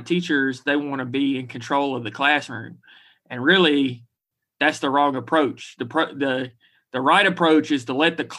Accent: Huntsville, Alabama, United States; also born or lived in Fairfield, Alabama / Pea Ridge, Alabama / Birmingham, Alabama / Berkeley, California; I grew up in Alabama. My first years were in Fairfield, which is a suburb of Birmingham

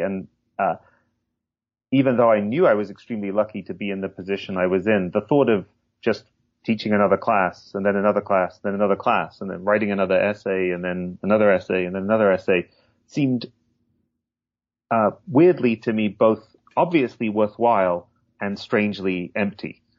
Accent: Hull, Yorkshire and the Humber, United Kingdom; I grew up in England, in the northeast, in Yorkshire, um, but not in the picturesque part of Yorkshire, in Hull

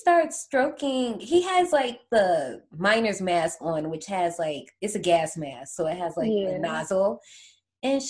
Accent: Gary, Indiana, United States; I grew up in Gary, Indiana

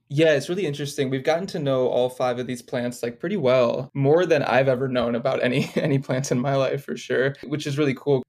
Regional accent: Detroit, Michigan, United States; moved away as an adult; also born or lived in Los Angeles, United States; moved back to where my hometown is of Detroit

